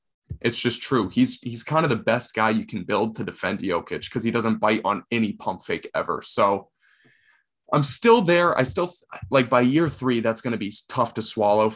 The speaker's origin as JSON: {"language": "English", "town": "Boston", "region": "Massachusetts", "country": "United States", "said": "We are from the Boston area."}